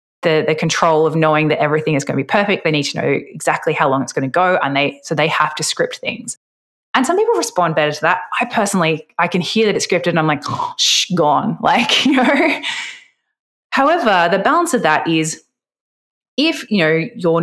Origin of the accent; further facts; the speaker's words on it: Australia; I'm Australian